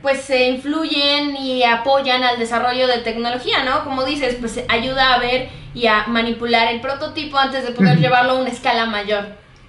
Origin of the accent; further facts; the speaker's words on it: Hidalgo, Mexico; Nosotros somos de Hidalgo